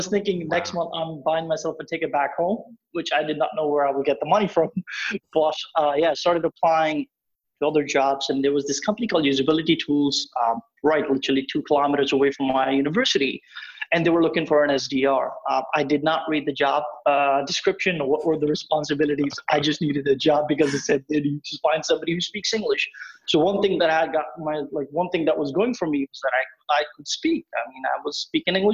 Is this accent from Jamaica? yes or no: no; Pakistan; moved away as an adult; also born or lived in Poznan, Poland; now in Poland; I'm from Pakistan, so I moved to Poland in 2012.